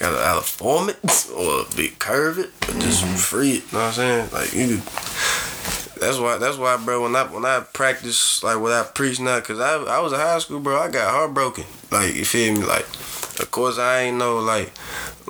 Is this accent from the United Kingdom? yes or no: no; the South, United States; I'm from the South